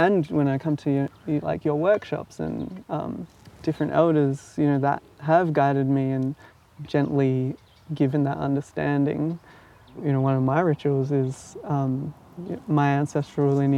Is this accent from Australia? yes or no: yes; Sydney, New South Wales, Australia; I was born in Sydney in Wurunga, but our ancestral lineage is from Persia